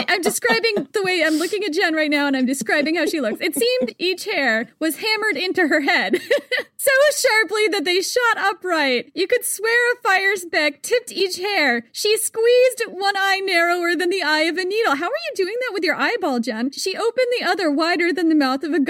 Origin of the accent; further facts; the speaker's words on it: United States; I am American